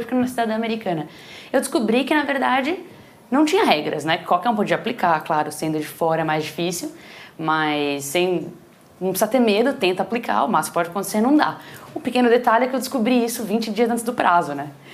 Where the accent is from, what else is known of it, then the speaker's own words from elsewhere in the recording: São Paulo, Brazil; moved away as an adult; also born or lived in Boston; now in Silicon Valley, United States; Eu vim de família, sou de São Paulo mesmo, vim de família simples